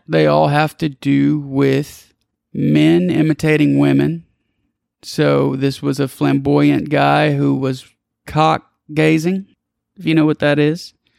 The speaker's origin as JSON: {"language": "English", "region": "South Louisiana", "country": "United States", "said": "I'm from South Louisiana."}